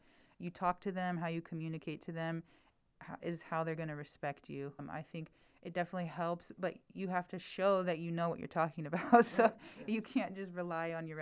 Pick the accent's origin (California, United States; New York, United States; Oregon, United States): California, United States; Fresno; moved away as an adult; also born or lived in Bay Area, California; I'm from Fresno, California, okay. But I'm sort of from two places because now I've been living in the Bay Area for about 20 years